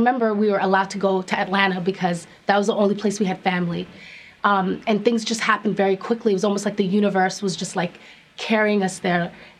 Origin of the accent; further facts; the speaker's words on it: Toronto, Ontario, Canada; wow, we're from Toronto, and there's such a huge Somali community